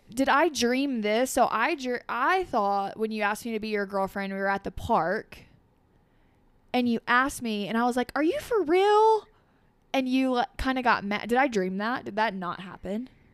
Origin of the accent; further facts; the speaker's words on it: Dresden, Tennessee, United States; born and raised in Dresden, families from Dresden, lived there my entire life